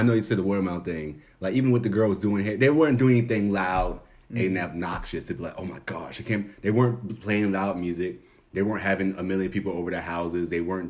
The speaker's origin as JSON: {"language": "English", "town": "Baltimore", "region": "Maryland", "country": "United States", "tie": "born or raised there", "also_born_or_lived": "Owings Mills, Maryland", "said": "I grew up in Baltimore, Maryland."}